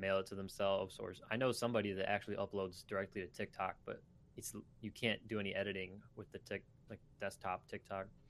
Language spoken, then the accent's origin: English; Michigan, United States; I'm also from Michigan